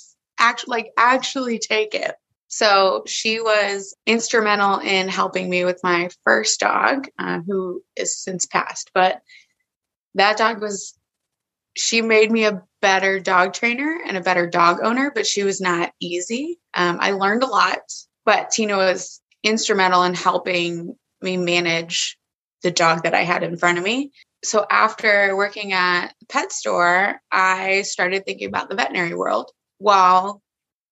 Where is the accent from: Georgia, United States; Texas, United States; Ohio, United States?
Georgia, United States; I am born and raised in Georgia